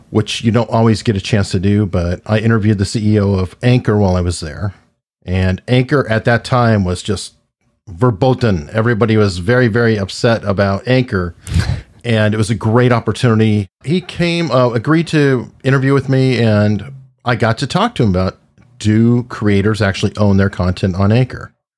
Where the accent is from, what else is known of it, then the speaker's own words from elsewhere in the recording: Tucson, Arizona, United States; now in Hampton, United States; was born and raised in Tucson, Arizona